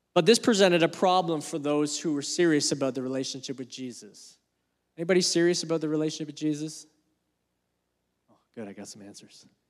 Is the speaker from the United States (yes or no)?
no; Canada; As a Canadian